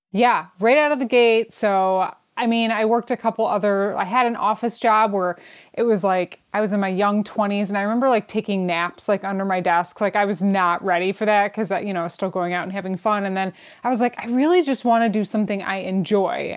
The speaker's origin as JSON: {"language": "English", "town": "Detroit", "region": "Michigan", "country": "United States", "said": "I'm from Detroit"}